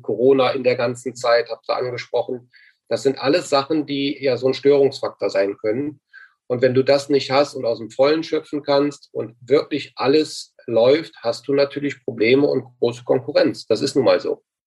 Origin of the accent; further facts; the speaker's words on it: Mönchengladbach, North Rhine-Westphalia, Germany; moved away as an adult; also born or lived in China / Fürth; in meiner Heimatstadt Mönchengladbach, äh, wieder zu Hause angekommen